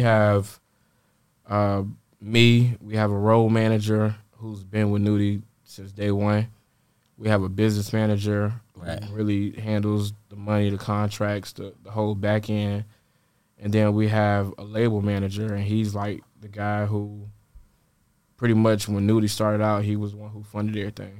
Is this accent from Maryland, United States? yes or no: no; Atlanta, Georgia, United States; born or raised there; also born or lived in Richmond, Virginia